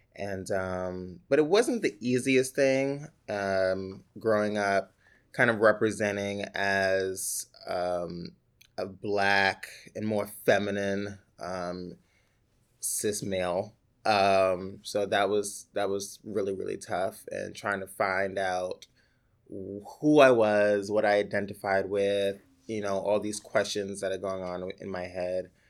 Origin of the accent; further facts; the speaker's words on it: New York City, New York, United States; also born or lived in Upper Manhattan, New York City; technically born in New York City in this, in Manha, Upper Manhattan, and then raised in the Bronx